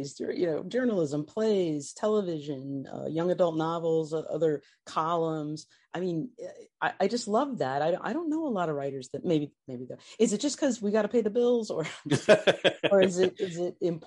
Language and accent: English; Indiana, United States; moved away; also born or lived in New Orleans; I grew up gay in Indiana